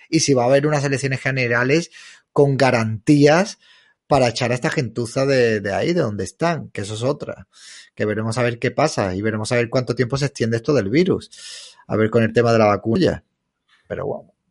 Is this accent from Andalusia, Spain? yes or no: yes; Málaga, Andalusia, Spain; Yo de Málaga.